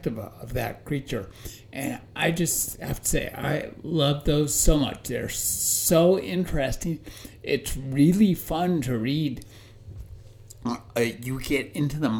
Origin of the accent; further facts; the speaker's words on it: Covina, California, United States; my hometown of Covina, California.